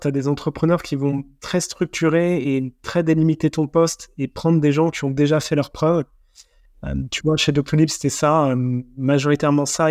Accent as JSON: {"language": "French", "country": "France", "said": "en tant que Français"}